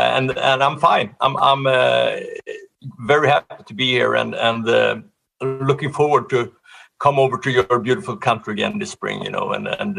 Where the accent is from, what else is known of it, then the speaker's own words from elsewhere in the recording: Sweden; English is a second language; Well, I was studying music in both in gymnasium and high school. We call it gymnasium. And then pre-college and everything. I did 4 years in Sweden of that.